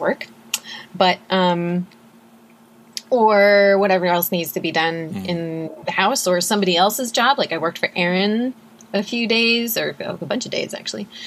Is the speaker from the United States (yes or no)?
yes; Minnesota, United States; I grew up in Minnesota